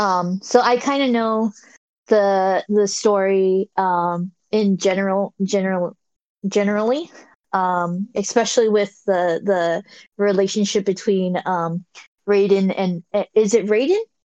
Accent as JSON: {"language": "English", "region": "California", "country": "United States", "said": "I'm I'm from California"}